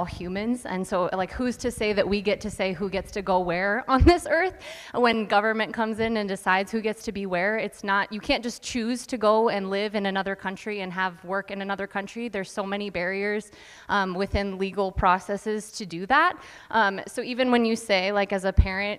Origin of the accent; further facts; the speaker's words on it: Yankton, South Dakota, United States; also born or lived in San Antonio, Texas; I am from Yankton. I grew up here. I was born in San Antonio, Texas.